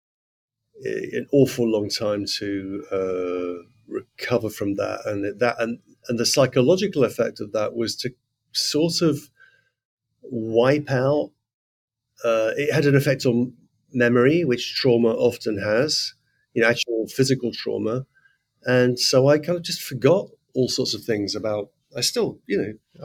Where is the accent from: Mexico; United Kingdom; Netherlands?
United Kingdom; Letchworth, East of England; now in New York, United States; I grew up in Letchworth.